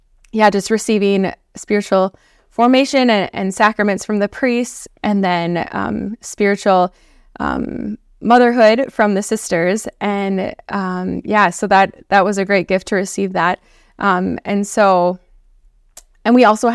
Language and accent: English; Blaine, Minnesota, United States; moved away as an adult; also born or lived in Iowa; I am originally from Blaine, Minnesota. So it's a suburb of the Twin Cities. Mm-hmm. Born and raised there, so I'm a Midwest girl. And I grew up in Minnesota